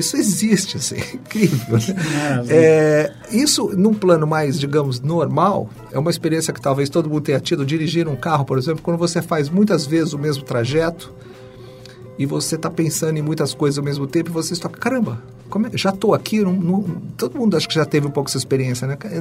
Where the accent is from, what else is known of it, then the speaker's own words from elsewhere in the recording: São Paulo, Brazil; eu nasci na periferia de São Paulo